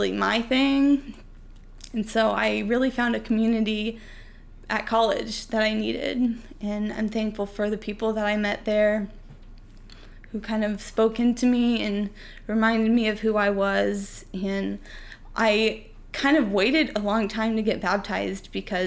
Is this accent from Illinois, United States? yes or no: yes; Urbana, Illinois, United States; I grew up in Central Illinois as well. I grew up in Urbana